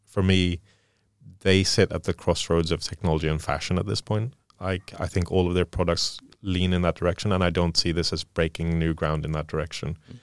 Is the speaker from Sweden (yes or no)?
yes; Sweden; moved away; growing up in Sweden